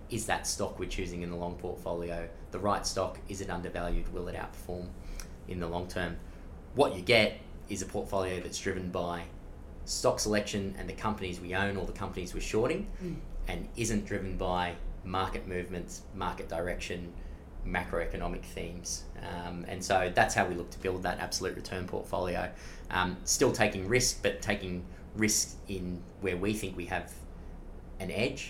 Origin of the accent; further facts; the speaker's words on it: Blue Mountains, New South Wales, Australia; we all grew up in regional areas of Australia. I'm from the Blue Mountains.